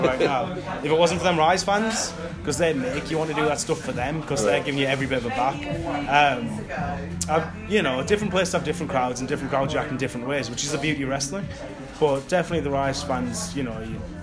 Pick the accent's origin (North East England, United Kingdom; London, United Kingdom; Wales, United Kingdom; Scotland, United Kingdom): North East England, United Kingdom; Hartlepool; I'm originally from Hartlepool